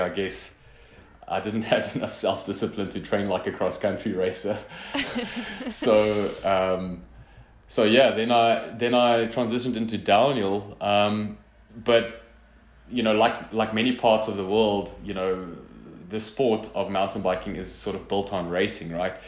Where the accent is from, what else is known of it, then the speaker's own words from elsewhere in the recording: northern South Africa, South Africa; also born or lived in Mozambique; I grew up in in the Afrikaans speaking northern part of South Africa